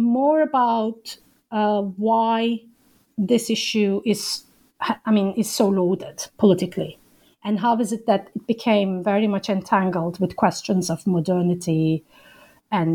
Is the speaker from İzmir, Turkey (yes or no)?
yes; Izmir, Turkey; moved away as an adult; also born or lived in Ankara; As you know, I'm from Turkey. I grew up in Izmir